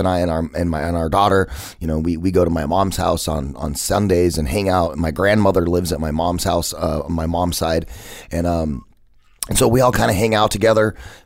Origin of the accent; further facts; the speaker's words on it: Phoenix, Arizona, United States; I felt like I had to get out of my hometown. I had to get away from Phoenix